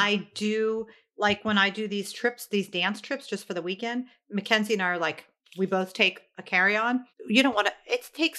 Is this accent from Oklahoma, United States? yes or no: no; Lancaster County, Pennsylvania, United States; I'm from Lancaster County, Pennsylvania.